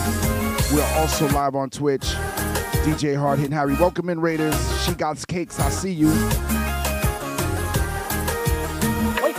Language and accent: English; Port-au-Prince, Ouest, Haiti; my island of Haiti. I was born in Port-au-Prince.